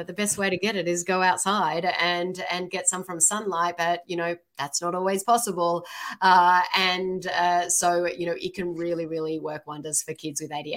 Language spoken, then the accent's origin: English; Sydney, New South Wales, Australia; now in Seattle, United States; I'm from Australia. Yeah. Awesome. From Sydney